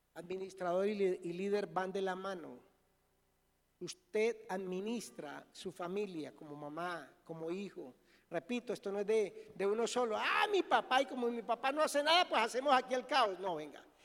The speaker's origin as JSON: {"language": "Spanish", "country": "Colombia", "said": "soy colombiano"}